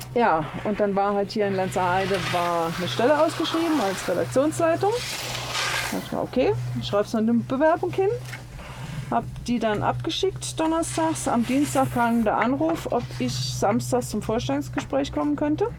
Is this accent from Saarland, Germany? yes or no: yes; Saarbrücken, Saarland, Germany; also born or lived in Mülheim an der Ruhr / Ruhr area; now in Lenzerheide, Switzerland; ursprünglich komme ich ja auch nicht aus Mülheim, sondern aus Saarbrücken, aus dem schönen Saarland